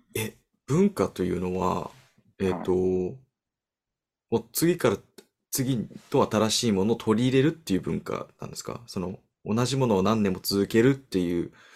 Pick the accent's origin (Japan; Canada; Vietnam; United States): United States; 僕が出身のアメリカ